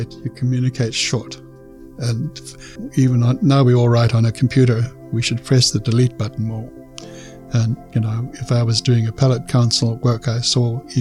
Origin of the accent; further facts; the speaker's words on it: South Africa; moved away as an adult; now in Canada; I was born in South Africa in 1943